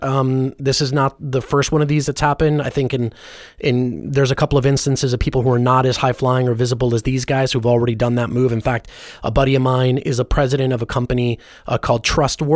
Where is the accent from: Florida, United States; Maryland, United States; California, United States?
California, United States; Los Angeles; as a Christian, like, g, g, growing up in Hollywood